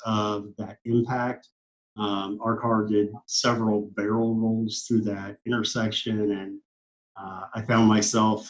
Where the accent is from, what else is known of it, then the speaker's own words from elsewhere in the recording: High Hill, Missouri, United States; moved away as an adult; also born or lived in St. Louis, Missouri; now in Orlando, United States; I'm a native of St. Louis, Missouri. I lived in St. Louis for the first 10 years of my life, and then really went to high school and grew up what I consider my hometown is a small town called High Hill, Missouri.